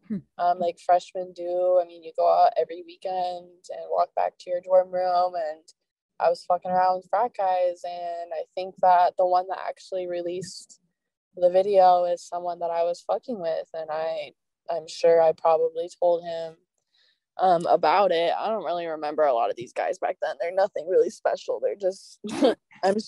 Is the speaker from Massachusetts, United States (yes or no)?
no; Oregon, United States; my college town, my hometown, all of the state of Oregon